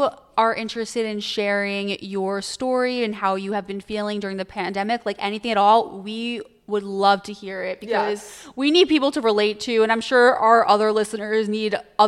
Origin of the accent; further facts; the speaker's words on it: New York, United States; moved away as an adult; now in Philadelphia, United States; yes, I'm from New York and stuff. But like, I'm not from New York City